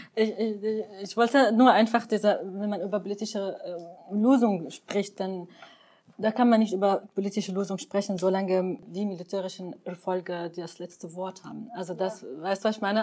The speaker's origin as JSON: {"language": "German", "country": "Syria", "moved": "yes", "lives_now": "Germany", "said": "ich würde mir richtig wünschen als Syrerin"}